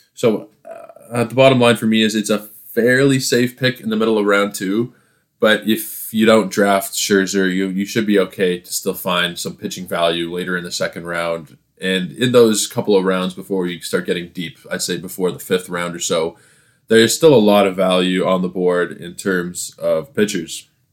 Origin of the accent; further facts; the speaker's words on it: Toronto, Ontario, Canada; I am from Toronto